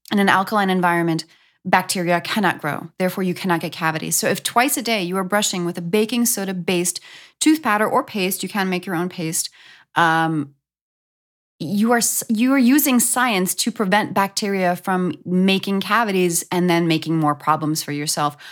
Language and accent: English; New York, United States; moved away; I'm from New York